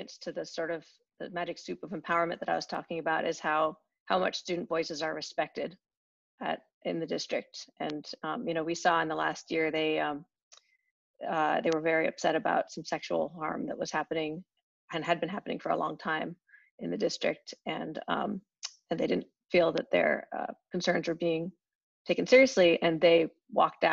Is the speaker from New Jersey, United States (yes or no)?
no; Berkeley, California, United States; I grew up in Berkeley